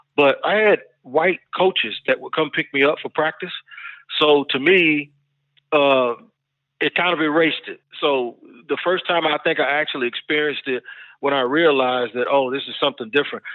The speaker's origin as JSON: {"language": "English", "town": "Jacksonville", "region": "Florida", "country": "United States", "tie": "born or raised there", "also_born_or_lived": "Washington, D.C.", "said": "Grew up in Jacksonville, Florida, and in Washington, D.C."}